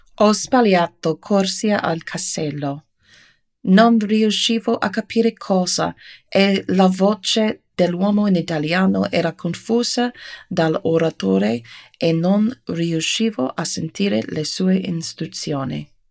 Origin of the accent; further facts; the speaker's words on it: United States; Italian is a second language; Per me, un'americana